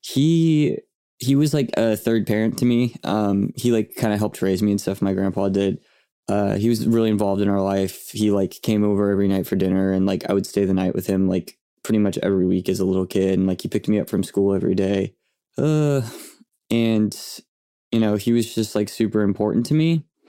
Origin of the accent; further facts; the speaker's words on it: Yukon, Oklahoma, United States; also born or lived in Bethany, Oklahoma; I grew up in, uh, in Yukon.